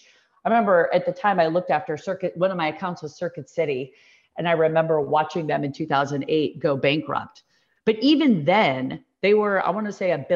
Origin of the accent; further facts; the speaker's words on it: Deerfield, Illinois, United States; moved away; I grew up in Deerfield